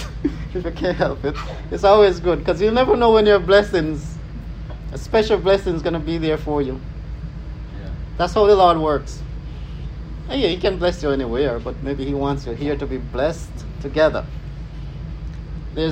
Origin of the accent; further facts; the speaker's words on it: Jamaica; I'm Jamaican.